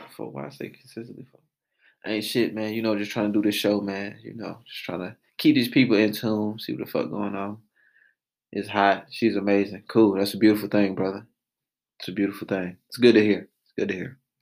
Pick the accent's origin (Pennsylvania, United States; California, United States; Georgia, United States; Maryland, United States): Georgia, United States; Atlanta; born and raised in Atlanta, Georgia.